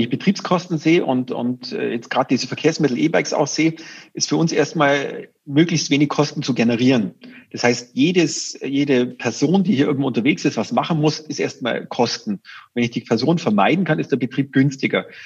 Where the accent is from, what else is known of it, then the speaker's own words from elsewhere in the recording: Augsburg, Bavaria, Germany; da ist man natürlich als Augsburger mit einem gewissen äh, Geoinformationssystem, mit den richtigen äh, Daten, erkennt man schneller den Bedarf